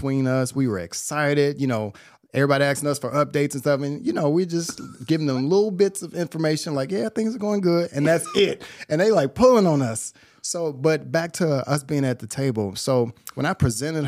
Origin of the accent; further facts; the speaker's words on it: Chicago, Illinois, United States; I'm from Chicago.